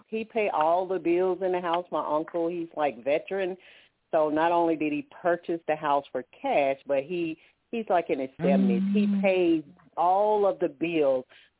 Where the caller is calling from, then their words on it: Alabama, United States; I'm calling from Alabama.